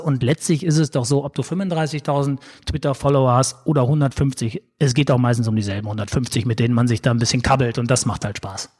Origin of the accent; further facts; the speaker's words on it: Sauerland, North Rhine-Westphalia, Germany; now in Hamburg, Germany; ich sage immer so als Sauerländer Junge